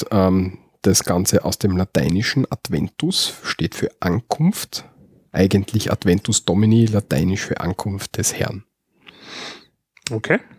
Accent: Austria; was man bei uns in Österreich macht.

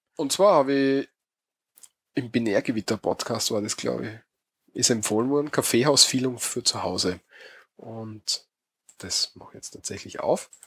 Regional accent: Austria; bei uns in Österreich

